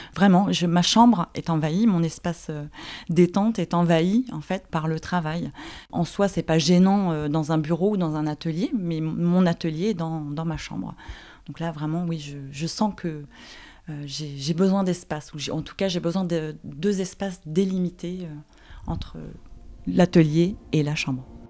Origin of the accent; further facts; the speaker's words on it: Paris, Île-de-France, France; je suis parisienne et je vis à Paris